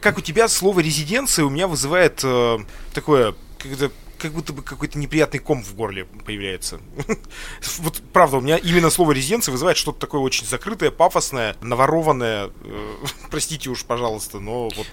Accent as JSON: {"language": "Russian", "region": "Sverdlovsk Oblast", "country": "Russia", "tie": "born or raised there", "said": "Я родился в Свердловской области"}